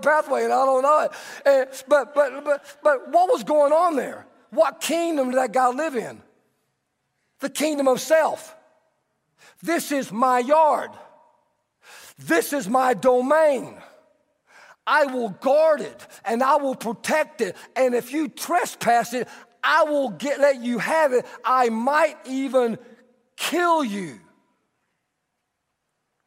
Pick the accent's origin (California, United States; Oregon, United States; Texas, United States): Texas, United States; I'm Texan